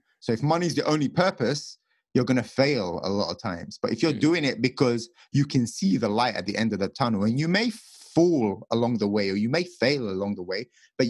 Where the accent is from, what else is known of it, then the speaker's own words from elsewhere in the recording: England, United Kingdom; moved away as an adult; also born or lived in Las Vegas, United States; I come from England where the houses are tiny for the amount of money you have to pay